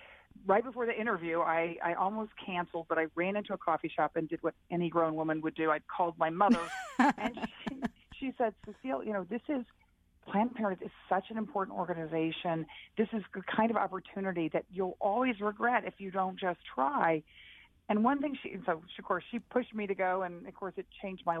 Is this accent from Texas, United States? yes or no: yes; Texas, United States; when I was growing up in Texas